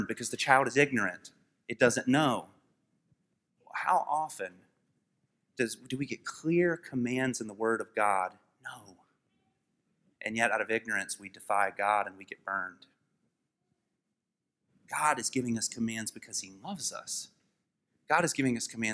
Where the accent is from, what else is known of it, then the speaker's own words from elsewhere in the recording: United States; We are American people